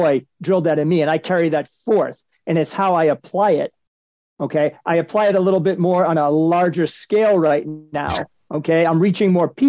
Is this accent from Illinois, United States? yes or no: no; Boston, Massachusetts, United States; I'm from Boston